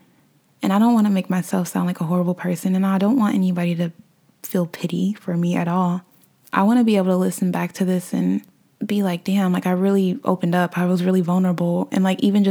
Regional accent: Omaha, Nebraska, United States; also born or lived in Ohio; moved back to my hometown of Omaha, Nebraska

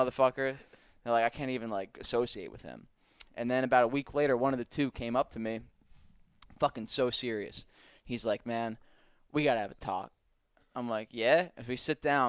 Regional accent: New Jersey, United States; moved away; I'm from North Jersey, and I was working at Dick's at the time, down here in Deptford

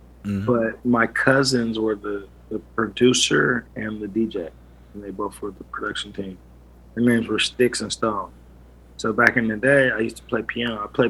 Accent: Los Angeles, California, United States; also born or lived in Inglewood, California; I'm from LA. I'm LA, born and raised

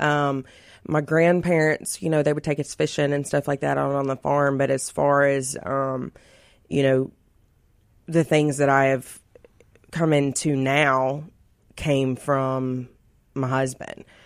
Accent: Florence, Mississippi, United States; my little hometown

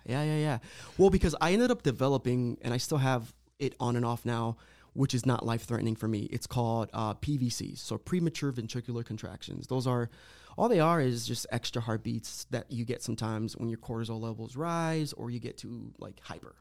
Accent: Lorain County, Ohio, United States; I was born and raised here in Lorraine County, lived my whole life, um, Puerto Rican background

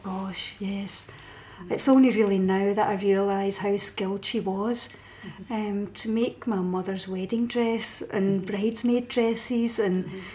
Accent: Paisley, Scotland, United Kingdom; I'm from Paisley

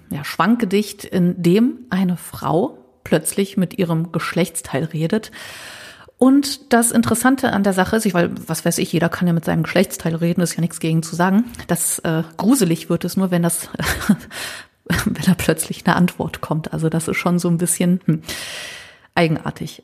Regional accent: Düsseldorf, North Rhine-Westphalia, Germany; Als Düsseldorferin

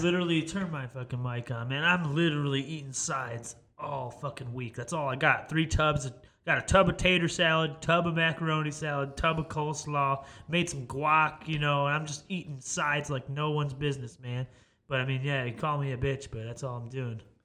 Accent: Chicago, Illinois, United States; moved away; I am from Chicago

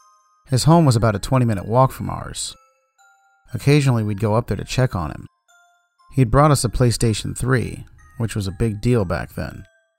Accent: St. Louis, Missouri, United States; start off by saying that I grew up in North St. Louis.

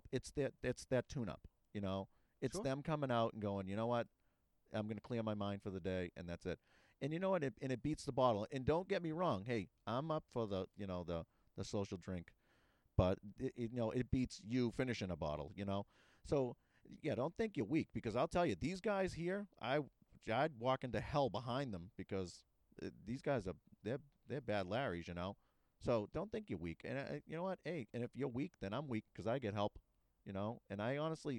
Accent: Boston, Massachusetts, United States; I grew up in the city. I grew up in Dorchester

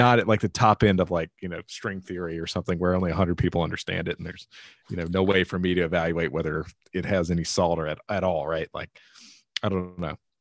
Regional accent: Rocky Mount, North Carolina, United States; my hometown, Rocky Mountain, in the middle of nowhere.

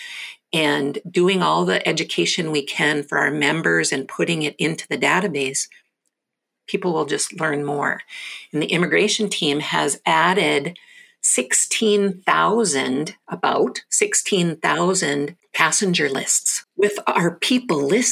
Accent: North Dakota, United States; I'm born and raised in North Dakota, just below the Canadian border

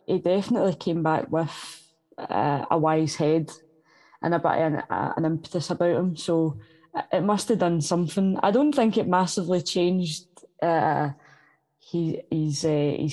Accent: Glasgow, Scotland, United Kingdom; I come from North Glasgow

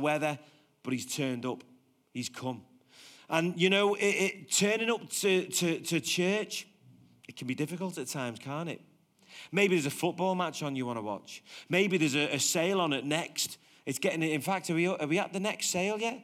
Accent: Liverpool, North West England, United Kingdom; now in Warrington, United Kingdom; I'm from Liverpool and I moved to Warrington

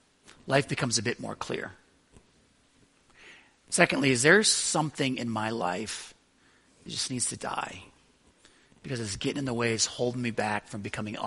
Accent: Buffalo, New York, United States; born or raised there; moved away

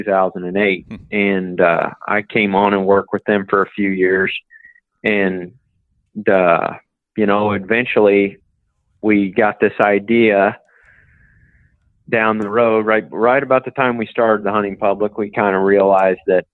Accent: Paris, Missouri, United States; I was born and raised in Northeast Missouri in a little bitty small town called Paris

